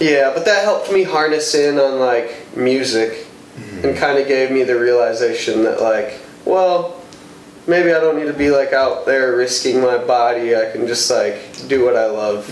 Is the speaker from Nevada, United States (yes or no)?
no; Madison, Wisconsin, United States; now in Milwaukee, United States; I grew up 18 years in Madison